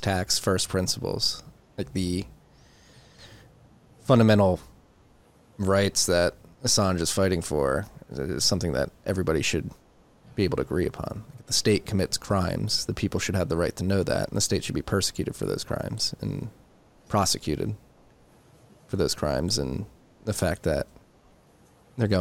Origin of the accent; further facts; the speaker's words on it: United States; As an American